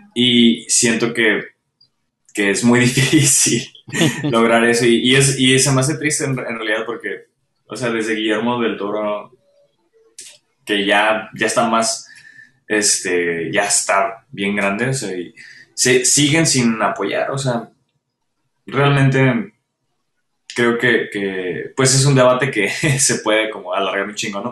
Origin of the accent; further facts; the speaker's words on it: Mexico; como mexicanos